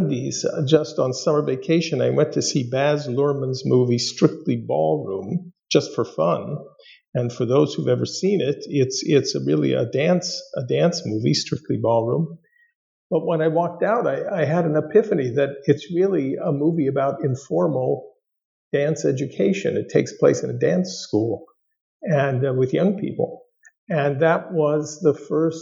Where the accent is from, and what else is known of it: Los Angeles, California, United States; born or raised there; moved away as an adult; also born or lived in East Coast